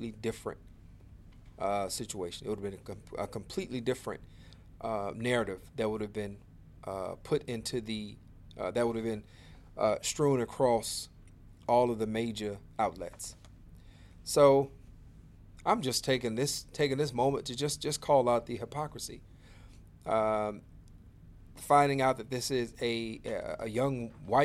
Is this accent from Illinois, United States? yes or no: yes; Chicago, Illinois, United States; I'm from the Inglewood community, went to the Auburn Gresham community, but basically I'm from the south side of Chicago